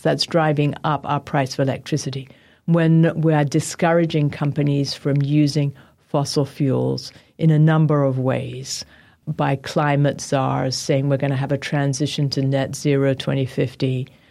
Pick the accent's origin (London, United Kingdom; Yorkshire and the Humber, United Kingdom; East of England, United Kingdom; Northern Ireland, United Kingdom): London, United Kingdom; now in United States; I was born in London and spent a lot of time in England.